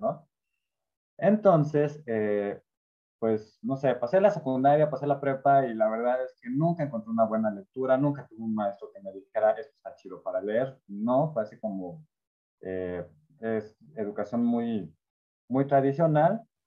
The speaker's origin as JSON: {"language": "Spanish", "town": "Orizaba", "region": "Veracruz", "country": "Mexico", "tie": "born or raised there", "said": "crecí en Orizaba, Veracruz, que era una ciudad pues, chiquita"}